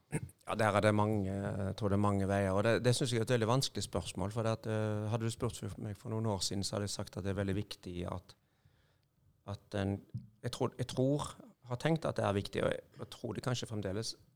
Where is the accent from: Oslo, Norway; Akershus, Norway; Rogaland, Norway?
Rogaland, Norway; Haugesund; Jeg er fra Haugesund, eller ei lita bygd som heter Førre. Ja. Nærheten av Haugesund.